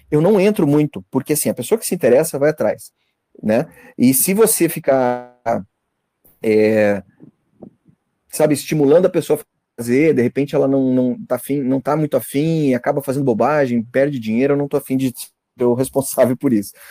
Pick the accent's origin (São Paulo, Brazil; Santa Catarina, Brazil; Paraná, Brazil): Santa Catarina, Brazil; Eu sou do, eu sou do norte de Santa Catarina, então é uma região, uma cidade pequena aqui.